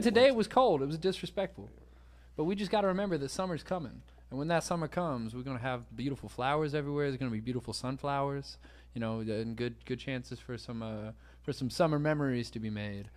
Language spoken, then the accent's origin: English; Savannah, Georgia, United States; also born or lived in Nashville, Tennessee; I was born in Nashville, but I moved to Savannah when I was four